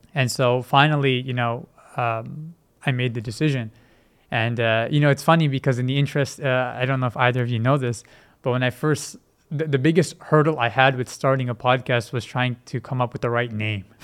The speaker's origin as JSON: {"language": "English", "town": "Vancouver", "region": "British Columbia", "country": "Canada", "tie": "born or raised there", "also_born_or_lived": "Multan, Pakistan", "said": "I was born in Multan, but when I was about four months or so, my family had relocated to Vancouver"}